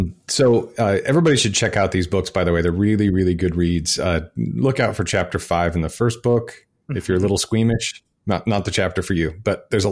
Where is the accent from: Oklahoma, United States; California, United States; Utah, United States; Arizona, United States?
Utah, United States; Salt Lake City; I'm from Salt Lake City. And Utahns have a very distinct dialect.